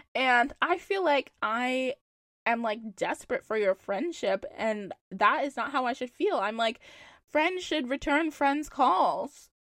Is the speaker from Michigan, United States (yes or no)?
no; Charlotte, North Carolina, United States; moved away as an adult; now in Boston, United States; I'm from Charlotte